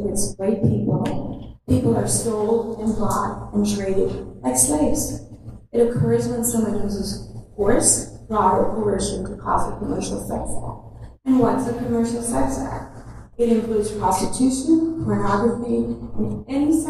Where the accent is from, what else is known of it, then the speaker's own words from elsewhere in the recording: Canada; now in United States; I am a Canadian